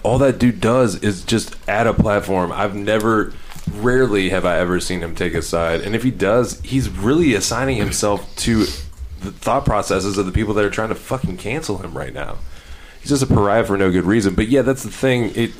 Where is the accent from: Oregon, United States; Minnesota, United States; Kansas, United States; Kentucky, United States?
Kentucky, United States; Louisville; I am from Louisville